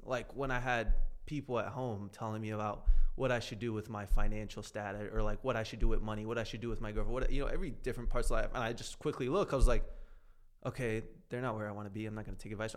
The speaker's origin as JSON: {"language": "English", "region": "South Florida", "country": "United States", "tie": "born or raised there", "said": "I grew up down in South Florida."}